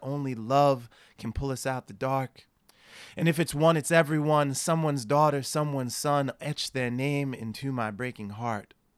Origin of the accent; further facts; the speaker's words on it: New Jersey, United States; moved away as an adult; also born or lived in Boston; now in San Diego, United States; I grew up in New Jersey, went to school in Boston